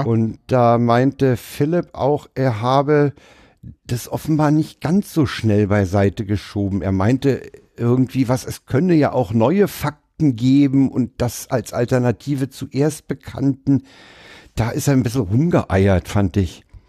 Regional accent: Berlin, Germany; Als Westberliner

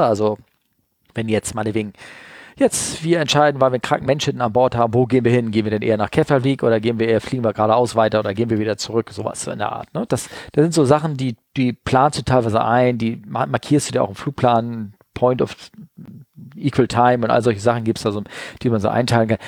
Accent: Hamburg, Germany; als Hamburger gehst du nicht zum Hamburger Fischmarkt

